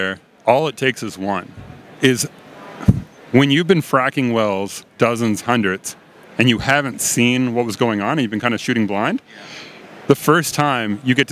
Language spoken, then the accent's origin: English; Nova Scotia, Canada; moved away as an adult; also born or lived in Ottawa, Ontario / Denver; So I'm from Nova Scotia. I grew up there